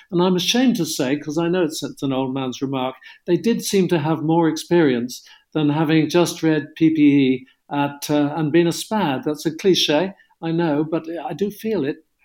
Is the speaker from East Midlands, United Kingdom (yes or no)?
no; Cornwall, South West England, United Kingdom; I come from Cornwall